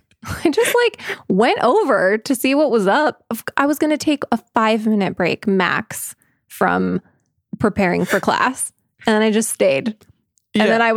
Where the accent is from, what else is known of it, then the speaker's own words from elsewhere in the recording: Scotland, United Kingdom; also I'm Scottish, and so I'm ashamed in two ways.